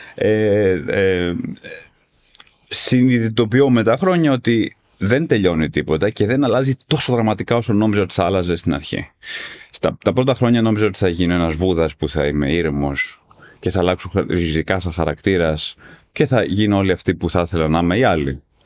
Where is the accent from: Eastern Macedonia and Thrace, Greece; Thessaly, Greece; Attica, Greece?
Attica, Greece; Athens; μεγάλωσα στην Αθήνα τη δεκαετία